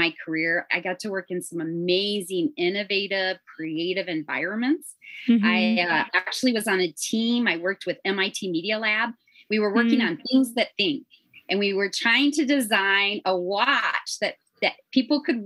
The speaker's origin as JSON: {"language": "English", "region": "Northwest Indiana", "country": "United States", "tie": "born or raised there", "also_born_or_lived": "Southern California", "accent": "Chicago", "moved": "as an adult", "lives_now": "Arkansas, United States", "said": "I actually grew up in Northwest Indiana. So my life was very influenced by Chicago."}